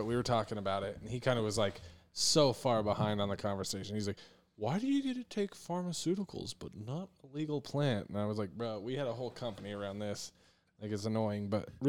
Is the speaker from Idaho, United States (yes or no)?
yes; Idaho Falls, Idaho, United States; moved away; I'm from Idaho Falls, so Wyoming, Montana, Idaho border.